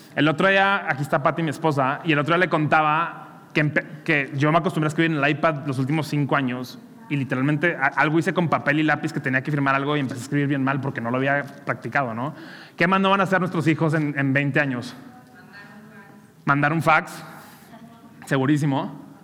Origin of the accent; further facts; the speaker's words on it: Monterrey, Nuevo León, Mexico; soy regio